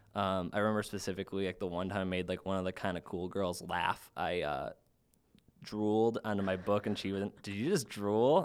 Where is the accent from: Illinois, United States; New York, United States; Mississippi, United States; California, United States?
Illinois, United States; Chicago; I'm from the South Suburbs of Chicago